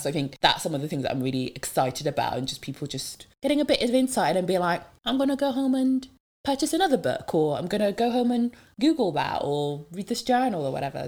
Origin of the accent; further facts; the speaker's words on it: Devon, South West England, United Kingdom; first language French; English is a second language; moved away; I went back um, to my hometown in Devon